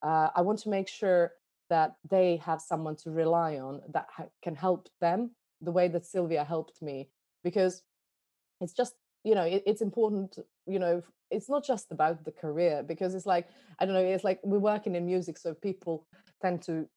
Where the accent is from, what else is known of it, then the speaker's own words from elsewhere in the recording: Iraq; born there; moved away; I was born in Iraq, so I'm kind of used to being an immigrant everywhere I went, because, you know, you never fully belong anywhere.